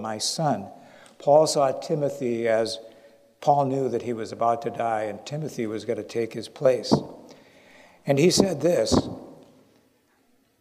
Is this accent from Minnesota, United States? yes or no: yes; Minnesota, United States; now in Naples, United States; I'm originally from Minnesota